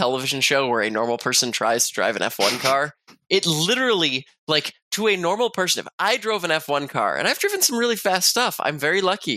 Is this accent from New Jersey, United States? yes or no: no; Houston, Texas, United States; my hometown of Houston